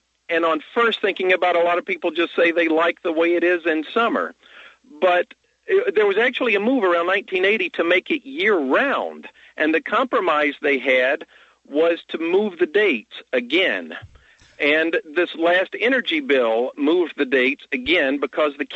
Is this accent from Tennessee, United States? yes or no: yes; Memphis, Tennessee, United States; I'm from Memphis